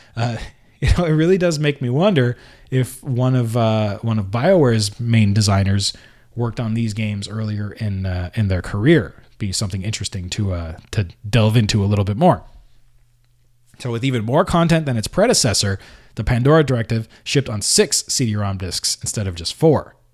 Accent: Canada; I was born in Canada and I always kind of lived in a place where I spoke the language

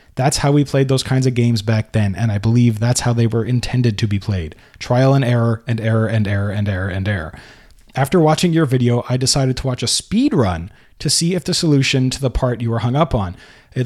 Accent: Norway; English is a second language; when people like myself are trying to express themselves in English. I'm from Norway.

